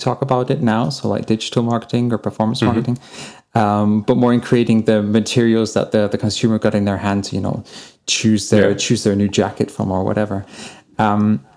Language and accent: English; England, United Kingdom; now in Germany; I live in Germany now. I come from England